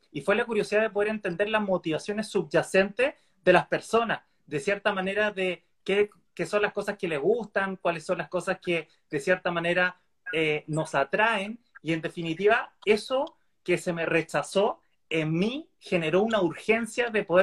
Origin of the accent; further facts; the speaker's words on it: Valparaíso, Chile; yo soy un chico de Valparaíso, eh, soy psicólogo de, de profesión, sexólogo de corazón